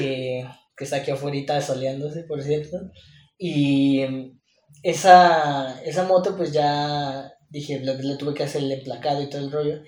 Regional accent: Mexico; como buen mexicano

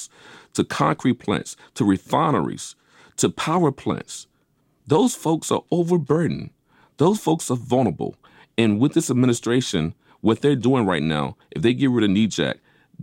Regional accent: Vicksburg, Mississippi, United States; where I grew up in Vicksburg, Mississippi

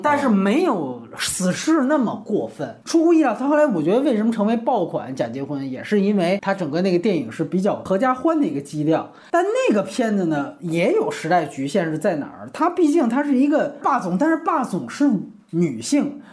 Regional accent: China; 我们作为大陆人

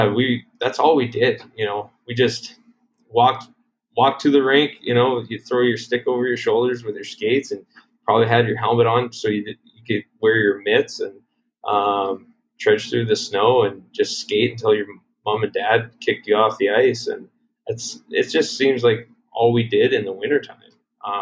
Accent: Duval, Saskatchewan, Canada; moved away as an adult; also born or lived in Strasbourg, Saskatchewan; now in El Paso, United States; we grew up in a really small town in rural Saskatchewan called Duval

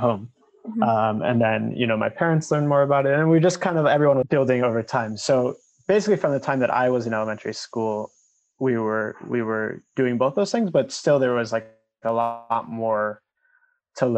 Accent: Skokie, Illinois, United States; moved away as an adult; now in Israel; I grew up in Skokie, Illinois, which is next to Chicago, until I was 18. And now I live in Israel, where I moved then.

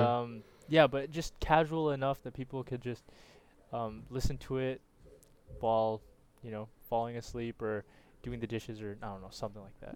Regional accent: Canada; I'm a Canadian as well.

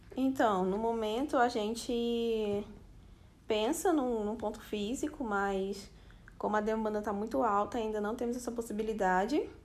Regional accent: Rio de Janeiro, Brazil; moved away as an adult; now in Fortaleza, Brazil; nasci no Rio de Janeiro e faz cinco anos que eu moro aqui em Fortaleza, no Ceará

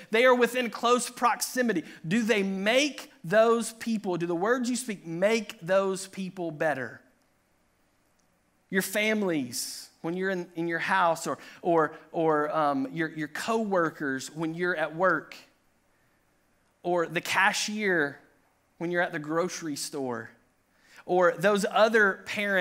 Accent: Tennessee, United States; I grew up in Tennessee

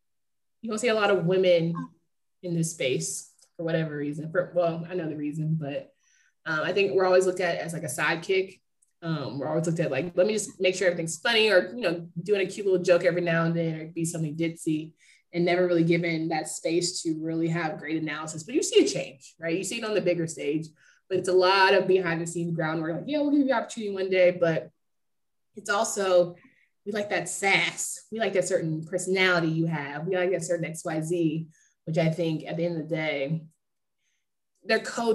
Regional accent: Raleigh, North Carolina, United States; I'm from Raleigh

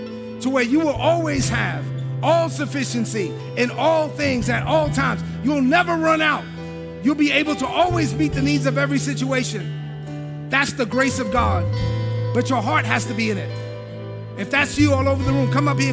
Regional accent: New York City, New York, United States; moved away as an adult; I'm from East New York, Brooklyn

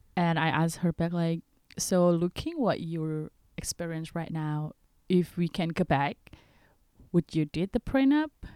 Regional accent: Indonesia; from Indonesia.

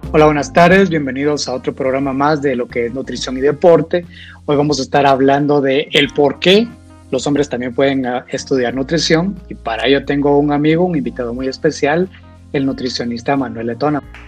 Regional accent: Guatemala; yo vengo de Guatemala

